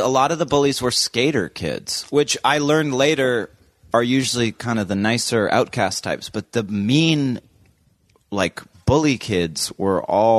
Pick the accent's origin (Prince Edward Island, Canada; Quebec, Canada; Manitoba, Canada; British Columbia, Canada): British Columbia, Canada; moved away; also born or lived in Los Angeles; I grew up in British Columbia, Canada.